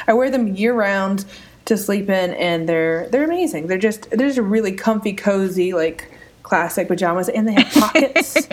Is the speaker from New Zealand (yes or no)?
no; India; It's just you know sometimes I'm Indian. Okay, there, it has to be a little spicy.